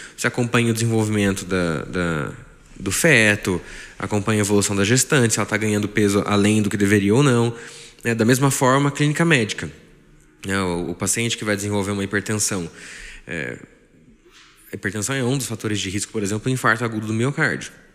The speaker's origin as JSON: {"language": "Portuguese", "town": "Taubaté", "region": "São Paulo", "country": "Brazil", "tie": "born or raised there", "said": "Sou de Taubaté, nascido aqui"}